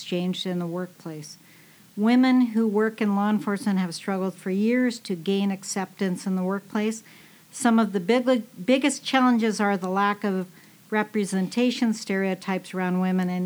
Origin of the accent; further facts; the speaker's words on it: California, United States; I grew up in California